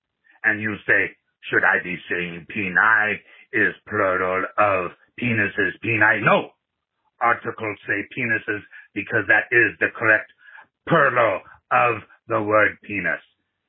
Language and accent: English; Nigeria; from Nigeria.